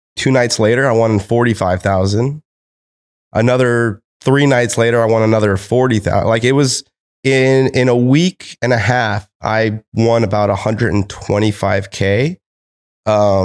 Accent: United States; I'm American.

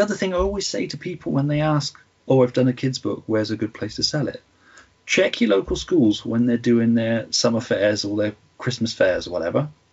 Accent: near Cheltenham, Gloucestershire, South West England, United Kingdom; my hometown

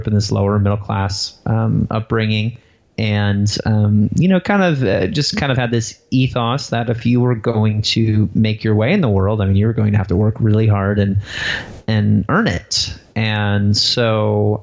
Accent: Waterman, Illinois, United States; I grew up in a town called Waterman, Illinois, which had a population of about 1,100 people. It was in northern Illinois, about an hour outside of Chicago

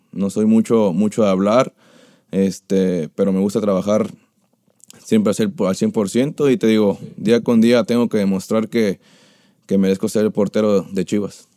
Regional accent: Jalisco, Mexico; moved away; also born or lived in Tepic; cuando llegué yo de Tepic, bueno, de, de allá de Jalisco donde soy

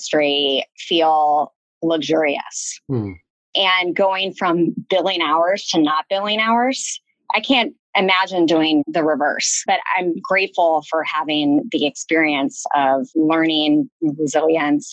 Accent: North Carolina, United States; moved away; I'm Southern by background. I'm from North Carolina. So you can't take the South out of the girl

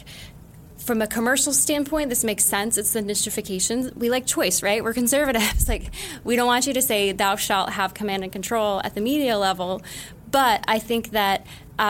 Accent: Utah, United States; now in New York City, United States; being from Utah, but living in other parts of the state as a Mormon

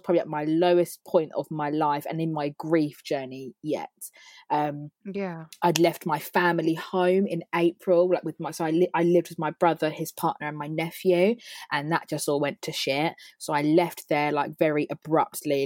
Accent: Berkshire, South East England, United Kingdom; also born or lived in Wokingham / Staines; I am from Berkshire. I live with my dad in Wokingham

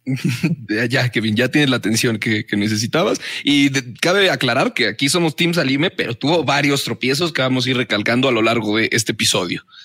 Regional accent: Mexico City, Mexico; Soy ese chilango

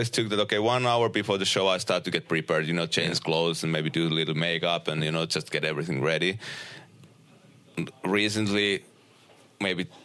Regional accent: Uusimaa, Finland; uh, close to Helsinki

